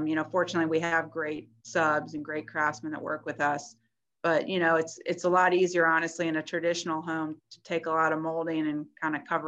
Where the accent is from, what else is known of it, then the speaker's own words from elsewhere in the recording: Sandy Springs, Georgia, United States; moved away; I grew up in Atlanta, Georgia, in a neighborhood called Sandy Springs.